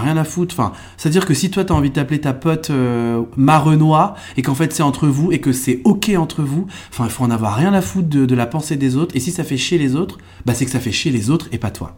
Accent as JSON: {"language": "French", "area": "Trappes, Yvelines, moved to Eure-et-Loir", "region": "Centre-Val de Loire", "country": "France", "tie": "born or raised there", "lives_now": "Paris, France", "said": "je suis né dans les Yvelines, donc dans, dans un département, euh, français, euh, très populaire, même, je suis, enfin, je suis même, je suis né à Trappes"}